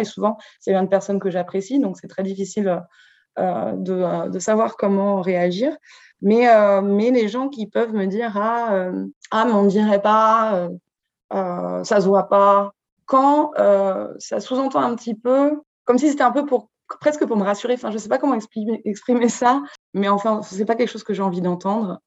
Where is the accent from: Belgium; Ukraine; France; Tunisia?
France; Brittany; je viens de Bretagne, enfin, c'est là où j'ai grandi